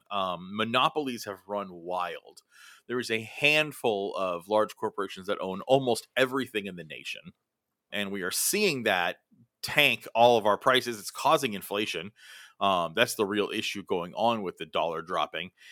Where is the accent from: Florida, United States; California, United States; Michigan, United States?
California, United States; Los Angeles; my hometown of Los Angeles